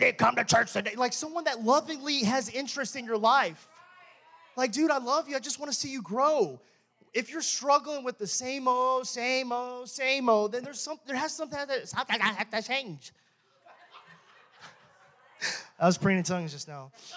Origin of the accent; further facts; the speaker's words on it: Texas, United States; I'm from Texas